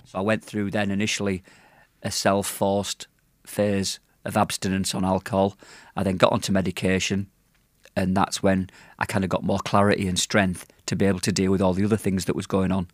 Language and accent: English; Yorkshire and the Humber, United Kingdom; now in Manchester, United Kingdom; I'm from Yorkshire. I've lived in Manchester for twenty-two years